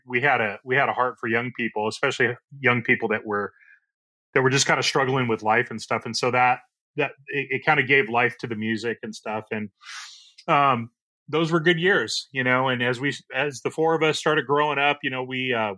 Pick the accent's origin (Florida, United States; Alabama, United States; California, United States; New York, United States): California, United States; Orange; I was born and raised in Orange, California